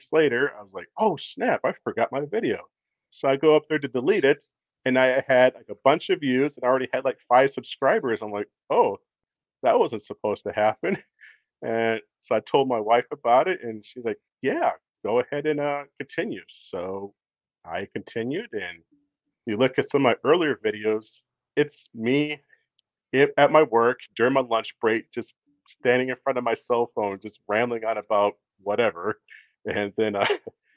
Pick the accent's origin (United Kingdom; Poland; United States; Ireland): United States; Minnesota; moved away as an adult; now in San Antonio, United States; originally, I'm from Minnesota. I grew up there